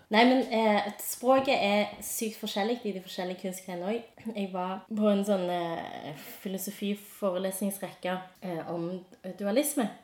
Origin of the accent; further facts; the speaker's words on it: Stavanger, Rogaland, Norway; jeg er fra Sunde